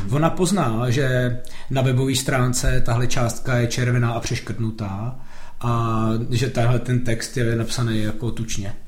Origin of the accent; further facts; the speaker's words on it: Jablonec nad Nisou, Liberec Region, Czechia; já jsem se narodil v Jablonci